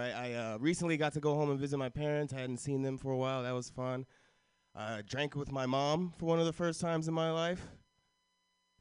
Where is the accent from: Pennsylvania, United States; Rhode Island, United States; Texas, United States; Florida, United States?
Florida, United States; I grew up in Florida